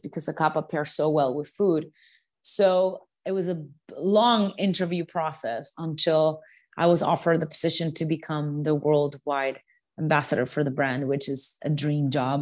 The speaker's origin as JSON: {"language": "English", "region": "New York", "country": "United States", "said": "being a New Yorker and working in the food industry"}